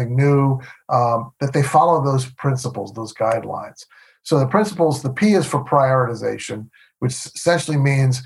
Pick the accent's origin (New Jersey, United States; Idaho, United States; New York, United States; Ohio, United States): New York, United States; moved away as an adult; also born or lived in Milwaukee; I grew up in New York.